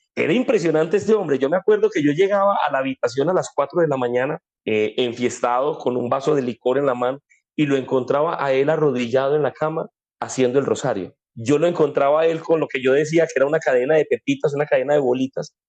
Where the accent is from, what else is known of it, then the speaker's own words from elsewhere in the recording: Colombia; aquí en Colombia llamamos